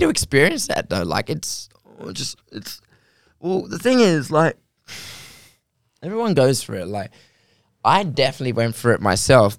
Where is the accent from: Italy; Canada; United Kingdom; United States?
United Kingdom; England; I'm from England